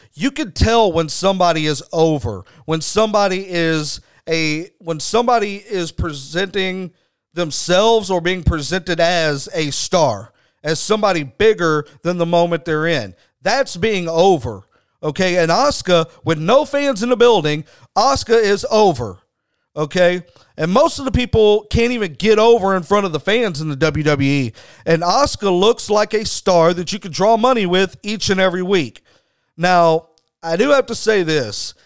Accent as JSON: {"language": "English", "region": "Texas", "country": "United States", "said": "I'm from Texas"}